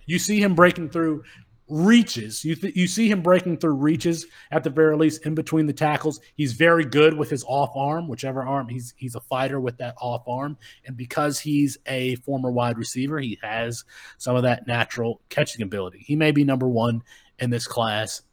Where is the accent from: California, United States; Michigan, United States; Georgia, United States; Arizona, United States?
Michigan, United States; Kalamazoo; growing up in Kalamazoo, Michigan